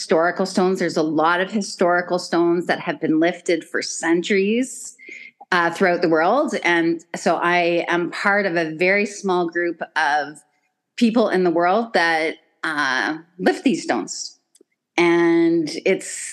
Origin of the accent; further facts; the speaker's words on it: Stratford, Ontario, Canada; I'm a farm girl, so I grew up just outside of Stratford, and so growing up on a farm